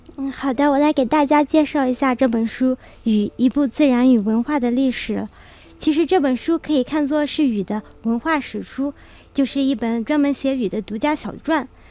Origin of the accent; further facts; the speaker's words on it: Kunming, Yunnan, China; 我是云南昆明人